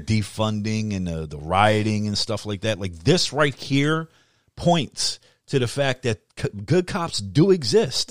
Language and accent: English; United States; as an American